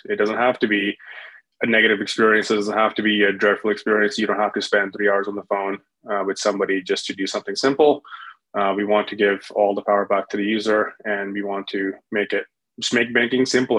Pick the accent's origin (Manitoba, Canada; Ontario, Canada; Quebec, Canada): Manitoba, Canada; Winnipeg; that was out of Winnipeg. That was my previous home. That was my hometown in Canada.